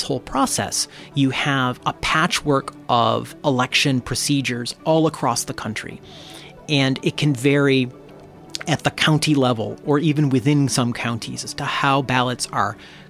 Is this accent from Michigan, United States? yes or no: yes; Michigan, United States; I grew up in Michigan